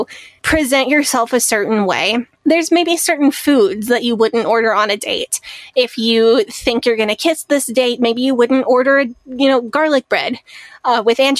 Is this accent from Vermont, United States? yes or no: no; St. Louis, Missouri, United States; I grew up in the St. Louis area, which is obviously peak Budweiser country